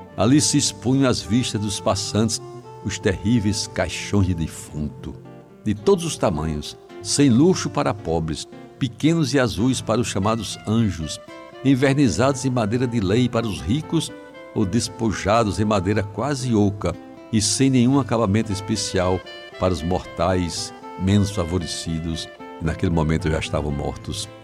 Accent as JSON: {"language": "Portuguese", "country": "Brazil", "tie": "born or raised there", "moved": "yes", "said": "algum tempo da minha infância em Jaguaribe"}